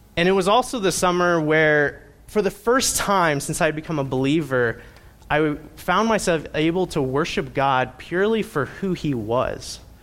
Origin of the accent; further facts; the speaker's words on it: Indiana, United States; I grew up in Indiana